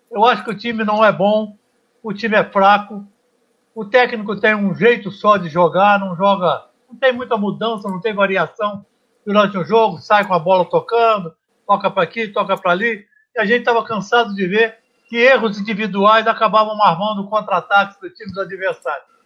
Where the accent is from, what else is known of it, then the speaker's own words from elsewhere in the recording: Miracema, Rio de Janeiro, Brazil; born there; now in São Paulo, Brazil; É, na verdade, eu sou fluminense. Eu nasci no estado do Rio, numa pequena cidade chamada Miracema, lá no noroeste do estado do Rio. Sim. E vim direto para São Paulo.